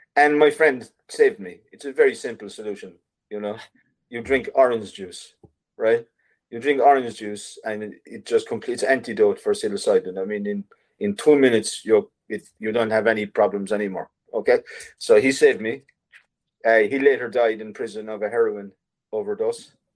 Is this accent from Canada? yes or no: no; Ireland; in Ireland as an artist, as an Irish artist